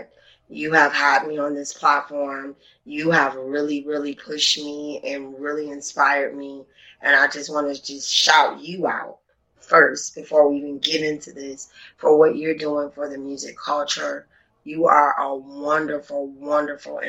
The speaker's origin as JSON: {"language": "English", "town": "Detroit", "region": "Michigan", "country": "United States", "tie": "born or raised there", "also_born_or_lived": "Atlanta", "said": "I was born and raised in Detroit"}